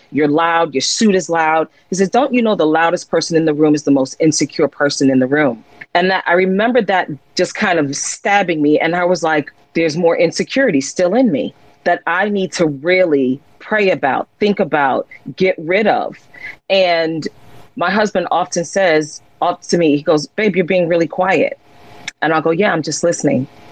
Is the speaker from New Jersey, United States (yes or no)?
yes; Jersey City, New Jersey, United States; I'm a young girl growing up in Jersey City, New Jersey